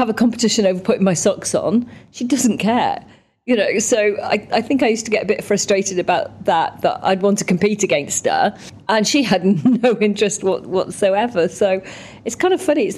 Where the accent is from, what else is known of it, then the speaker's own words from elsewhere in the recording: Cardiff, Wales, United Kingdom; accent: Welsh; I was born in Cardiff